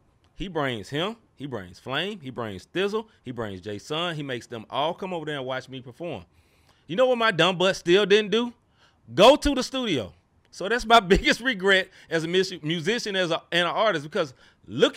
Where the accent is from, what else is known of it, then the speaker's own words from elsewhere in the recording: Memphis, Tennessee, United States; my hometown, same place I was in at the time, Memphis, Tennessee